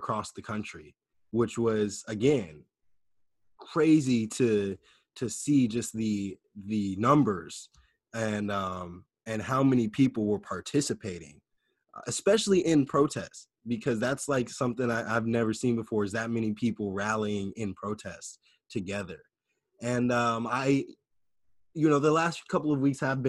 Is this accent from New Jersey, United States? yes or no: no; Sacramento, California, United States; here in my hometown of Sacramento